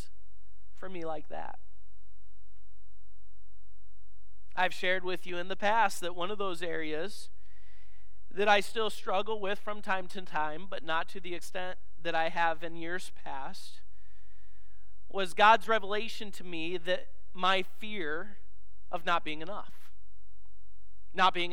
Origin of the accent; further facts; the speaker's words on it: Illinois, United States; moved away; the church I grew up in Illinois